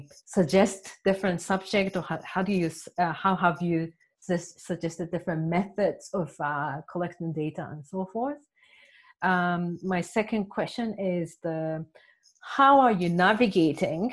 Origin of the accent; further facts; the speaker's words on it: Japan; also born or lived in Tokyo; I'm from Japan. I'm based in Tokyo.